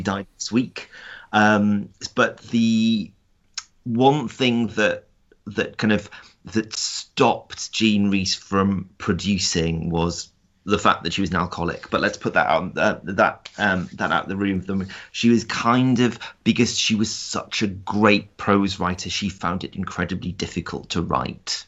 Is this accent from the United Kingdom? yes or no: yes; South Shields, North East England, United Kingdom; I grew up in South Shields, which is a, um, a co, which is a town on the North Sea coast